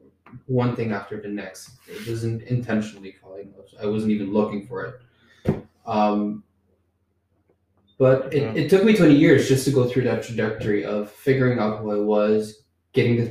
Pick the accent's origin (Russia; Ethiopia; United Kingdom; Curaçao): Curaçao; I'm from Curacao